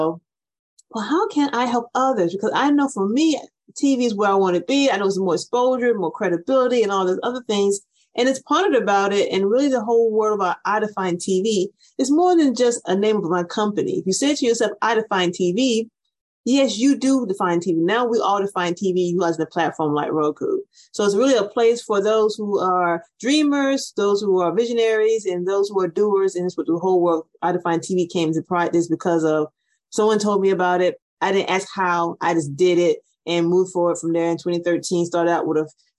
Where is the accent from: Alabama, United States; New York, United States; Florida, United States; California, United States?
Florida, United States; now in Atlanta, United States; I grew up in Florida originally